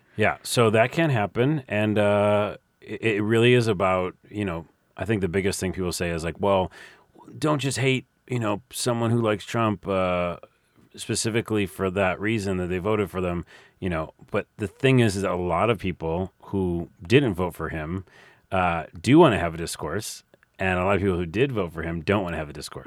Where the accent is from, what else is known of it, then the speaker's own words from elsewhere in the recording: New York, United States; I'm from New York.